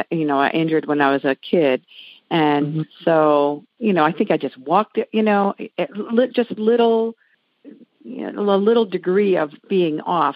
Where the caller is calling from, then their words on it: Maryland, United States; I'm calling you from Maryland